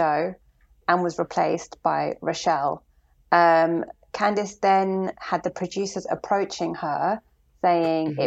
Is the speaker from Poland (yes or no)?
no; London, United Kingdom; Born and raised in London